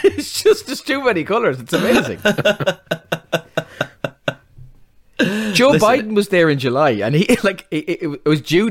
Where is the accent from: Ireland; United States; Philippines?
Ireland; And I said, Ireland